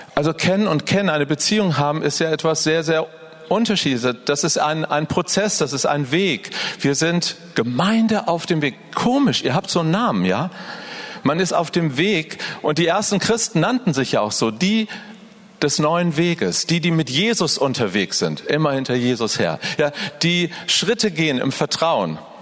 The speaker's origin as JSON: {"language": "German", "region": "Northern Germany", "country": "Germany", "said": "Ich bin ein Norddeutscher und bei uns ist viel grauer Himmel"}